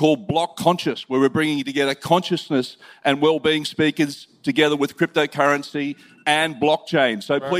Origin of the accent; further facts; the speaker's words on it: Brisbane, Queensland, Australia; I'm from Brisbane, Australia.